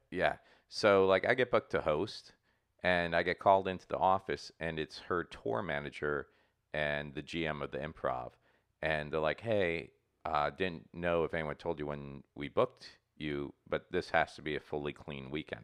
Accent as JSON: {"language": "English", "town": "Port St. Lucie", "region": "Florida", "country": "United States", "tie": "born or raised there", "moved": "yes", "said": "my hometown of Port Saint Lucie"}